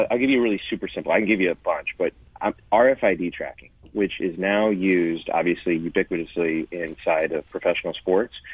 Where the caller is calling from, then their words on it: Los Angeles, California, United States; Los Angeles.